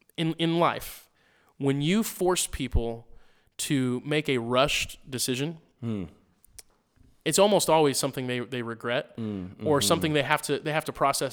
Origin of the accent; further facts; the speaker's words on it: Missouri, United States; I grew up in Missouri and sweet tea was like